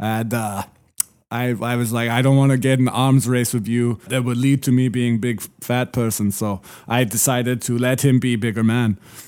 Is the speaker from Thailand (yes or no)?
no; Lithuania; English is a second language; Well, growing up in Lithuania, we are, of course, about 10 to 20 years behind.